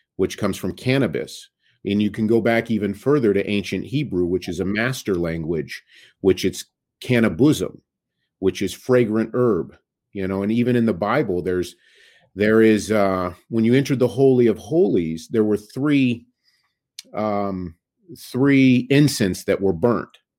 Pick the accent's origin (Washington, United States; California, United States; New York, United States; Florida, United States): California, United States; Sacramento; also born or lived in Bay Area, California; Sacramento, California. Grew up in Northern California